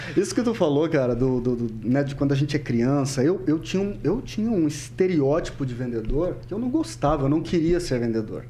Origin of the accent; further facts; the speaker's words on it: Cornélio Procópio, Paraná, Brazil; also born or lived in Curitiba / Londrina / Ponta Grossa; nasci né, em Cornélio Procópio, vivi lá até os meus 18 anos